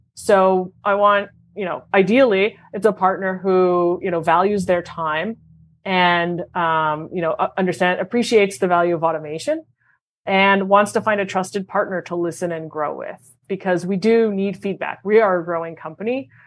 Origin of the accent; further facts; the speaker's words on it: Montreal, Quebec, Canada; moved away; born and raised in Montreal